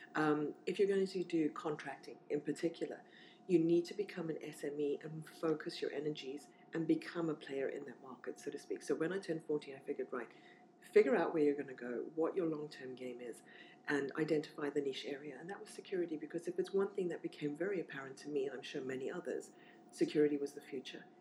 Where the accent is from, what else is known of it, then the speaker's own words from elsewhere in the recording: South Africa; moved away as an adult; also born or lived in Zimbabwe / Namibia / Swakopmund, Namibia; now in London, United Kingdom; we moved to Namibia, where I spent most of my formative childhood. So I grew up in Namibia and then moved over to South Africa